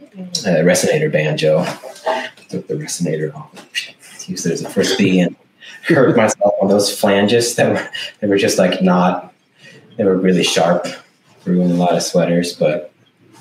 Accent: Sweden; English is a second language; also born or lived in United States; I'm from Sweden

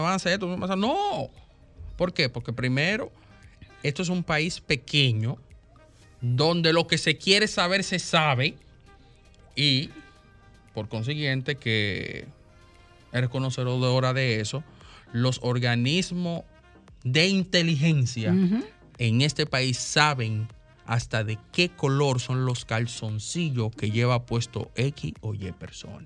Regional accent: Dominican Republic; como dominicanos

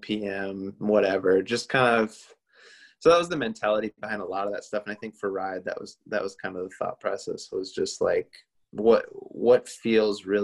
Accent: Minnesota, United States; Jack and I grew up together in Minnesota, and we played in a ton of bands in the Twin Cities growing up

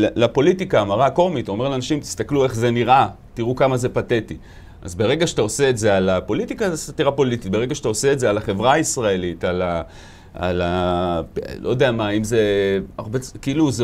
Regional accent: Bat Yam, Tel Aviv District, Israel; גדלתי בבת ים, שזה מקום אה, מאוד מיוחד.

